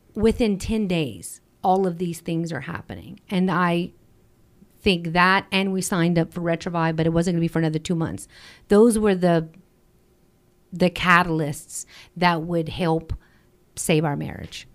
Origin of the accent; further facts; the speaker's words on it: Acadiana, Louisiana, United States; We're from the Acadiana area